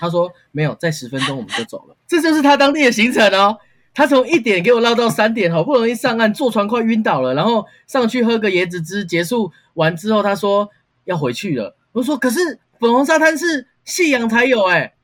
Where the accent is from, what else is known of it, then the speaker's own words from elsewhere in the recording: Taiwan; 我们台湾人